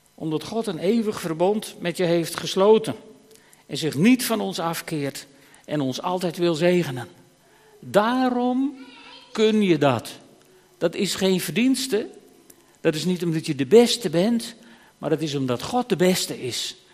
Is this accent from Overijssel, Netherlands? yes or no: no; Friesland, Netherlands; als Fries